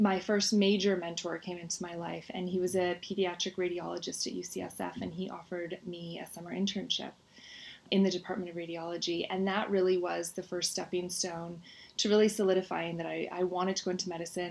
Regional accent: Marin County, California, United States; also born or lived in Oakland / San Francisco; I was born in Oakland, then we moved to San Francisco, and I spent the majority of my childhood, though, in Marin County.

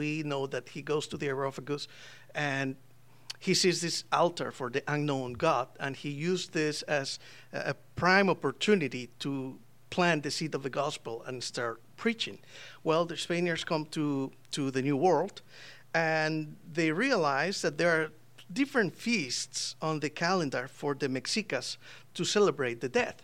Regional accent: Costa Rica; moved away; I'm from Costa Rica

